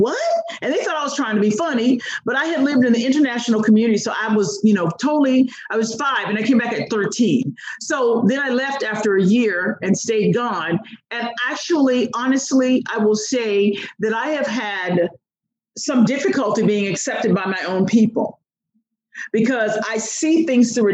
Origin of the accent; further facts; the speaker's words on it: United States; I'm an American